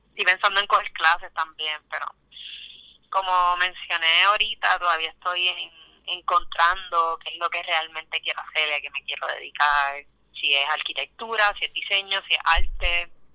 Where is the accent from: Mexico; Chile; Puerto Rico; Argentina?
Puerto Rico; Quebradillas; moved away as an adult; also born or lived in Arecibo, Puerto Rico / San Juan, Puerto Rico; now in Brooklyn, United States; Yo soy de Quebradillas, Puerto Rico, nací en Arecibo, pero fui criada en Quebradillas, toda mi vida viví en Quebradillas